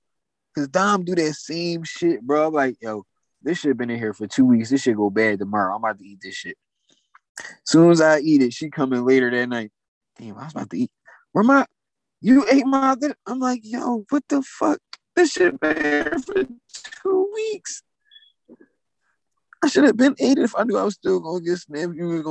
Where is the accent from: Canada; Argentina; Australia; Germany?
Germany; Frankfurt, Hesse; I'm from Frankfurt.